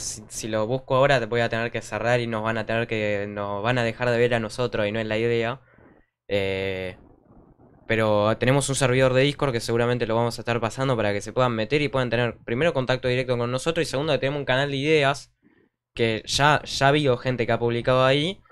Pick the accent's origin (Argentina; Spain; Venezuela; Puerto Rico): Argentina; nosotros que somos de Argentina